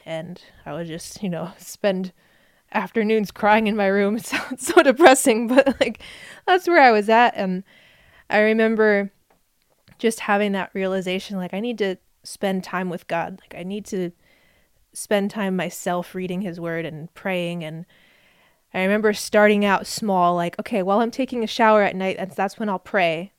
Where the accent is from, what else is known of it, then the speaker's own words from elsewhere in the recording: New Jersey, United States; moved away; I grew up in New Jersey. That's where I was born.